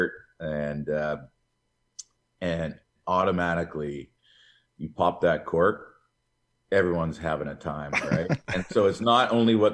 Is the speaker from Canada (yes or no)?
yes; West Coast, Canada; moved away; Growing up in the West Coast